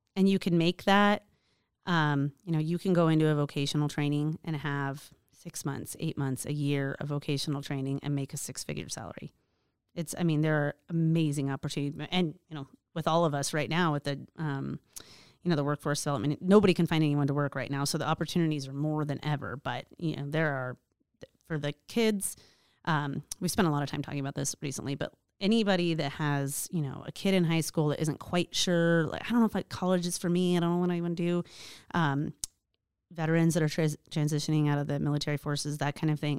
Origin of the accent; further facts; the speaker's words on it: Alaska, United States; I was born and raised in Alaska